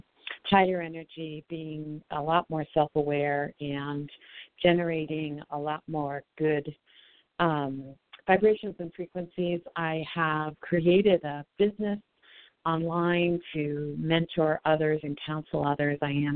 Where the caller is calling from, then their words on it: Colorado, United States; calling from Colorado.